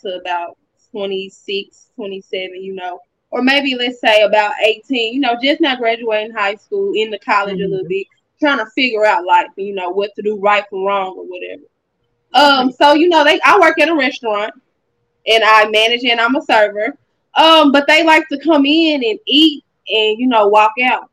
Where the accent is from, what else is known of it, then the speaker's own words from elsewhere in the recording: Arkansas, United States; now in Texas, United States; I'm from Arkansas, but I live in Texas